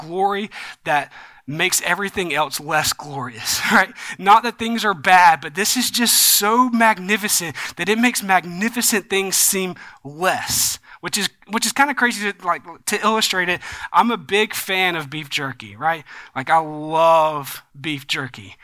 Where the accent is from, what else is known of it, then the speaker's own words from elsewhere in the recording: the South, United States; growing up in the South